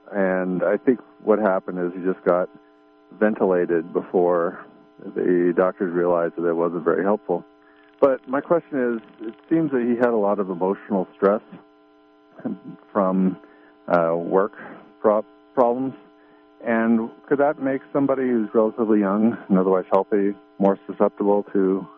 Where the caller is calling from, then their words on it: Portland, Oregon, United States; I'm from Portland.